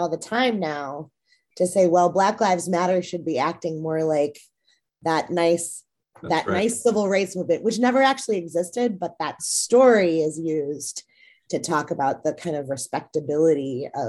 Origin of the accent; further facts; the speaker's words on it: Saint Paul, Minnesota, United States; a white kid growing up in America. I went to JJ Hill, which then became Capitol Hill over in St. Paul, growing up